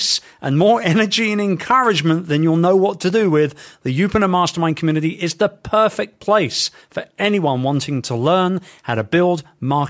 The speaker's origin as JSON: {"language": "English", "region": "London", "country": "United Kingdom", "tie": "born or raised there", "said": "my hometown of London"}